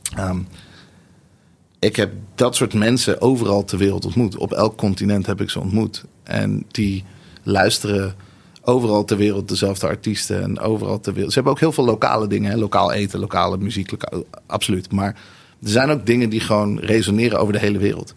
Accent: Nieuwegein, Utrecht, Netherlands; also born or lived in Tel Aviv, Israel; Ik ben geboren in Tel Aviv. En toen, eh, toen eindigde ik in Nieuwegein.

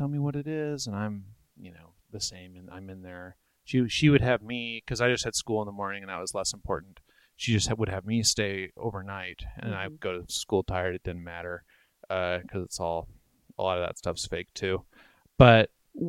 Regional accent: Brooklyn, New York, United States; So I was born and raised in Brooklyn, and the house is my parents' house.

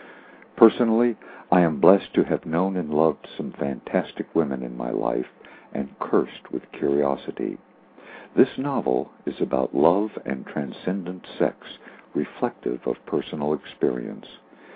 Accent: Key West, Florida, United States; I was raised in Key West where I lived in the Hemingway home for 4 years

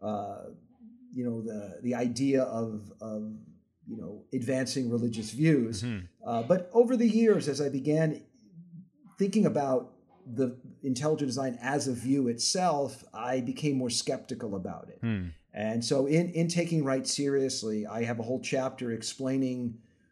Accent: Las Vegas, Nevada, United States; also born or lived in Brooklyn; I was hired at the University of Nevada, Las Vegas, where I grew up. I grew up in Vegas

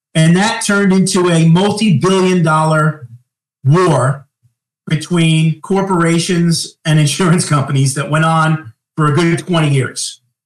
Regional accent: Long Island, New York, United States; moved away as an adult; also born or lived in Manhattan, New York; now in Greensboro, United States; I grew up on Long Island, and then my last 10 years was in Manhattan. Now I'm in Greensboro, North Carolina, since March of 2022

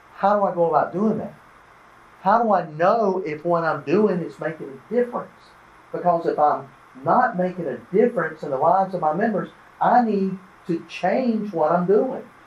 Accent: Albany, Georgia, United States; now in Tennessee, United States; I grew up here in Georgia, grew up in Southwest Georgia in Albany

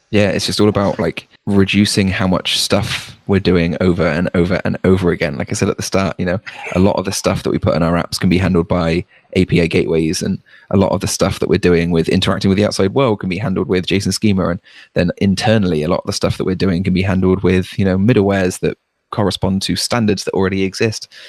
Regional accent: United Kingdom; as a Brit

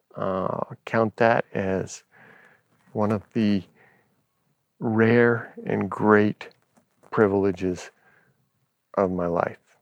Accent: Los Angeles, California, United States; having grown up in Los Angeles

